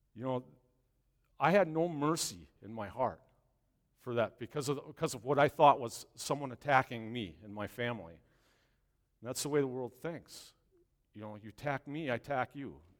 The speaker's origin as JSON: {"language": "English", "town": "Long Lake", "region": "Wisconsin", "country": "United States", "tie": "born or raised there", "said": "my hometown last, uh, last week up in Long Lake, Wisconsin, a little town north of here"}